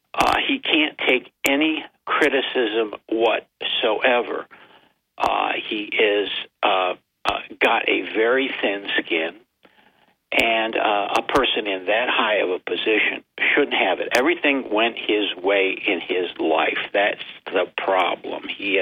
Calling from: Binghamton, New York, United States

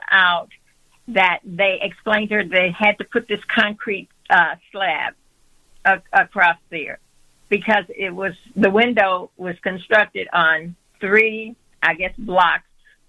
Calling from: Matteson, Illinois, United States; I'm calling from Matteson, Illinois.

